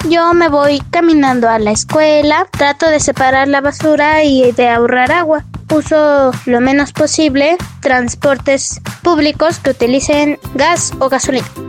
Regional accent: Mexico City, Mexico; moved away; los chilangos, yo soy chilanga

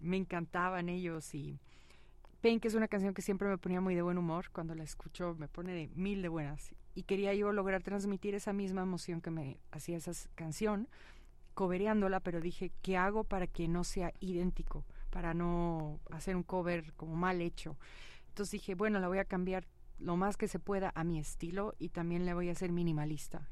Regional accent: Huixquilucan, State of Mexico, Mexico; crecí en México, crecí en Huizquilucan

